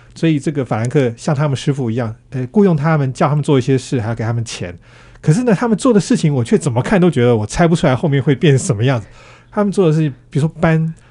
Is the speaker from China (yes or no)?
no; Taiwan; 我们台湾人